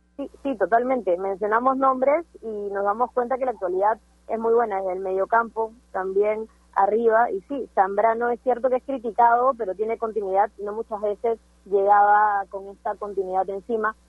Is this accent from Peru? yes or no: yes; Peru